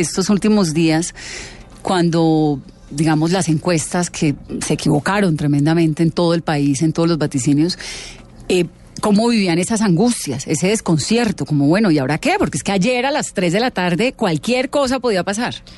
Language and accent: Spanish; Bogotá, Colombia; como colombiana, como bogotana